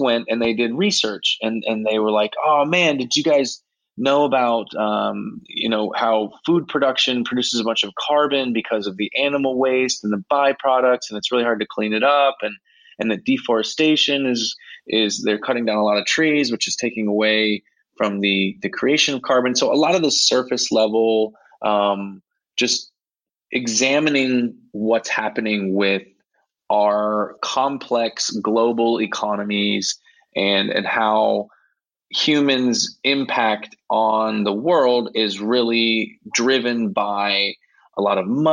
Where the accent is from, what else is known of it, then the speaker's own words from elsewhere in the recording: Ohio, United States; moved away as an adult; also born or lived in Virginia; now in Madrid, Spain; I'm originally from the States. I grew up in Ohio, and I taught in Virginia